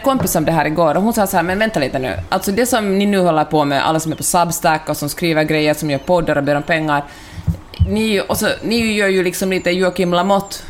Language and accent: Swedish; Helsinki, Uusimaa, Finland; also born or lived in Stockholm; now in Santa Monica, United States; Jag är ju helsingforsare